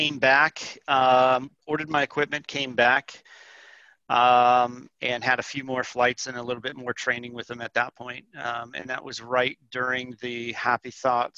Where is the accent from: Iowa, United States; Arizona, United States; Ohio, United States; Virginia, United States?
Arizona, United States; Tucson; I grew up in Tucson